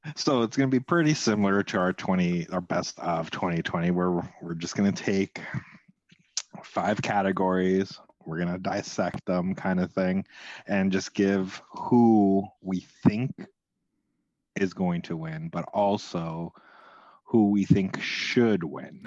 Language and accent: English; Canada; being Canadian